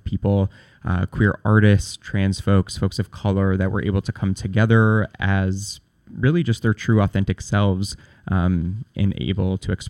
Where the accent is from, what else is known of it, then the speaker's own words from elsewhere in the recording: upstate New York, United States; moved away as an adult; also born or lived in Buffalo, New York; now in New York City, United States; I'm from upstate New York originally, so just a few hours north of here.